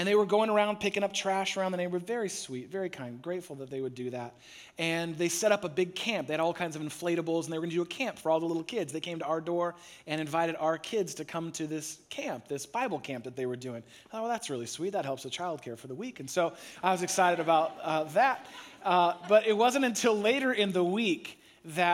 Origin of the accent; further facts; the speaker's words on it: San Francisco Bay Area, California, United States; I grew up in the San Francisco Bay Area